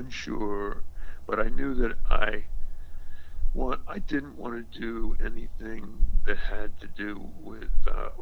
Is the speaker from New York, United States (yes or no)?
no; Bennington, Vermont, United States; moved away as an adult; also born or lived in Montana; from sixth age, I grew up in Bennington, Vermont.